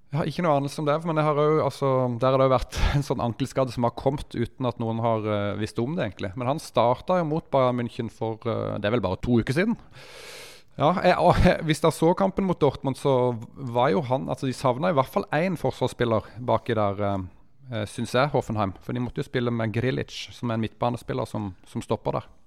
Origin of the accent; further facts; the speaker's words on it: Mandal, Agder, Norway; moved away; Mandalskameratene, det er jo der jeg er fra